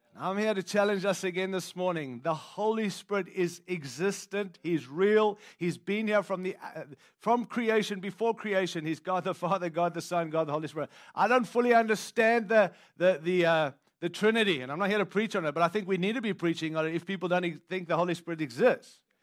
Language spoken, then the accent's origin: English; Australia; now in United States; I don't live in South Africa, and I'm from Australia, which is another country